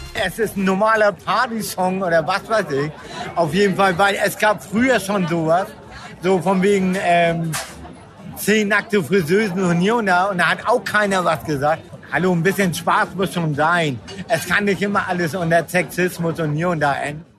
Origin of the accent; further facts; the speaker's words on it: Hamburg, Germany; Als Hamburger